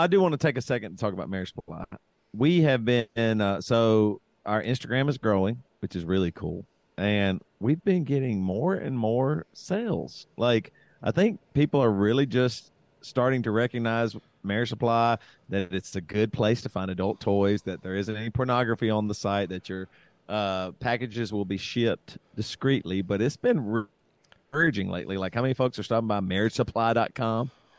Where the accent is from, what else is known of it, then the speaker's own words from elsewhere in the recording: South Carolina, United States; And we grew up in South Carolina.